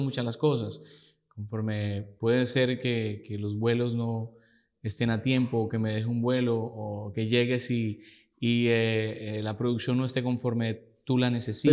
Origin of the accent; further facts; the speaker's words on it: Girardot, Cundinamarca, Colombia; En Girardot, muy, ahí muy cerca de Bogotá, la capital